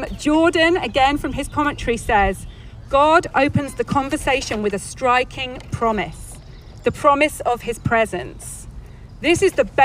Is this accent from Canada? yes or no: no; England, United Kingdom; moved away as an adult; now in California, United States; We came from England, and I had a very nice life in England